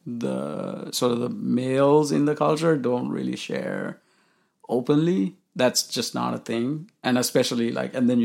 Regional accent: Colombo, Western Province, Sri Lanka; moved away as an adult; now in United States; I was born in Colombo, Sri Lanka, which is the capital

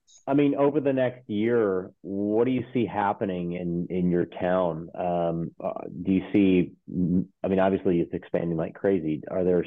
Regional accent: Flower Mound, Texas, United States; I grew up in Flower Mound. And when I was growing up in Flower Mound, it was like you're describing. It was like there were not that many people there. I mean, it was probably, you know, 20, 30,000 people. It was like fields of bluebonnets, all that.

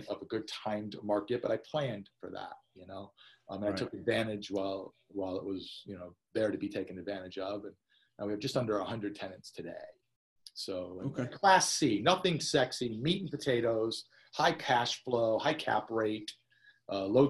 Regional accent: Portland, Connecticut, United States; moved away as an adult; also born or lived in Los Angeles, California; I grew up in Portland, Connecticut

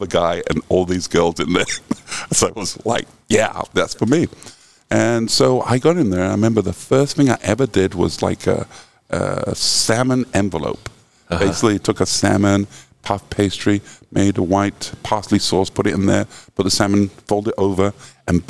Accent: England, United Kingdom; now in San Francisco, United States; I grew up in England. My parents were both immigrants from Jamaica

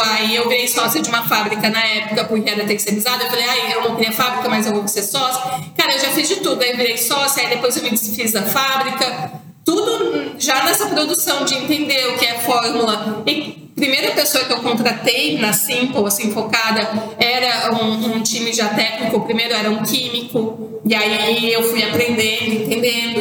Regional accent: Santa Catarina, Brazil; Como eu sou de Santa Catarina, o nosso universo têxtil é muito forte

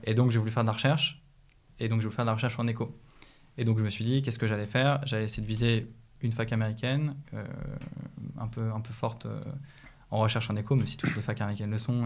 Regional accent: Écully, Auvergne-Rhône-Alpes, France; j'ai grandi à Lyon. j'ai grandi à Écully d'ailleurs

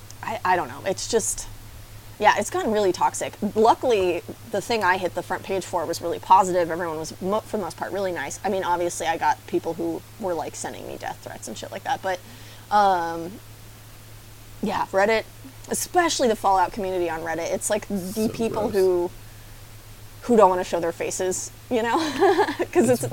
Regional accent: California, United States; I'm from California

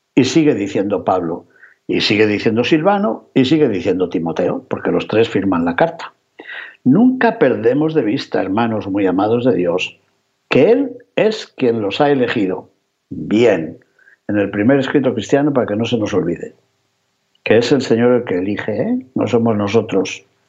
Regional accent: León, Castile and León, Spain; en mi ciudad natal, en León

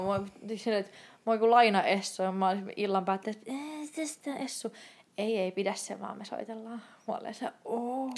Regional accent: Turku, Southwest Finland, Finland; moved away as an adult; also born or lived in Tampere / Lapland; olin turkulainen

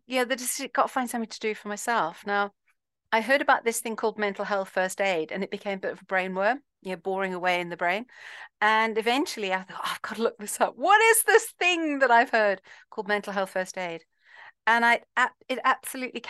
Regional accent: Zimbabwe; I'm from Zimbabwe

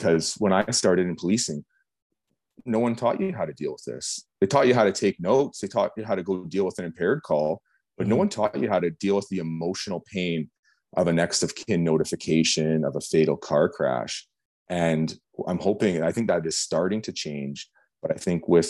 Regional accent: Canada; as a Canadian, we have a culture

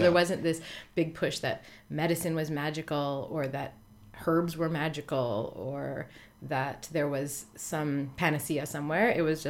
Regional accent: Newfoundland and Labrador, Canada; I grew up in Newfoundland on the east coast of Canada.

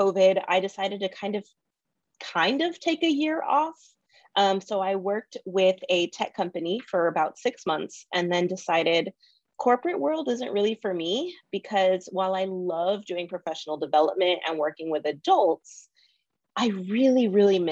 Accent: Rio Grande Valley, South Texas, United States; also born or lived in College Station, Texas; I'm born and raised in the Rio Grande Valley. So super South Texas, about the Texas and Mexico border area

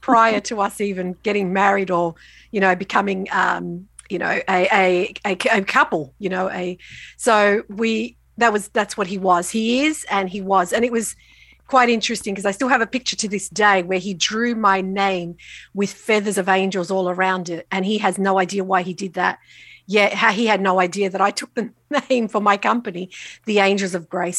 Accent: Australia; I'm what we consider first generation Australian. S, so both my parents migrated from Italy, from the south of Italy when they were both very young. They didn't know each other. They met here in Australia.

